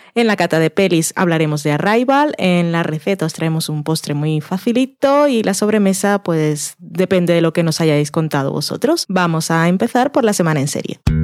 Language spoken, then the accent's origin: Spanish; Barranquilla, Atlántico, Colombia; now in Spain; yo que soy de Barranquilla